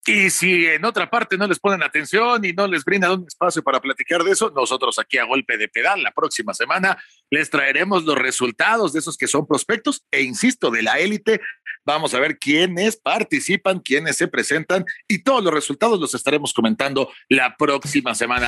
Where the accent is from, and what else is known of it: Mexico